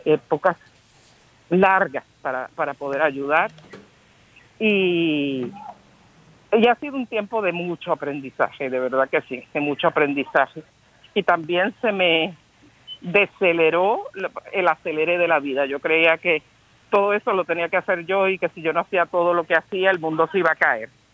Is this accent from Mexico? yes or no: no; San Juan, Puerto Rico; yo soy, como ustedes muchos saben, de San Juan de Puerto Rico